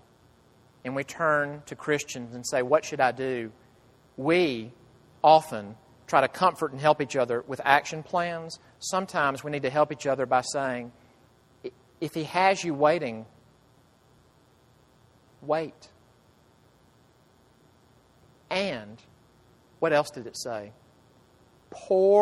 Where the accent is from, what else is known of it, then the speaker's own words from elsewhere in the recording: United States; as an American